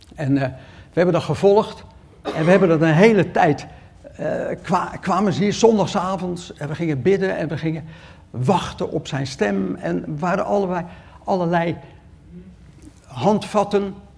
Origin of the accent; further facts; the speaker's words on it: Rotterdam, South Holland, Netherlands; Ik kom uit Rotterdam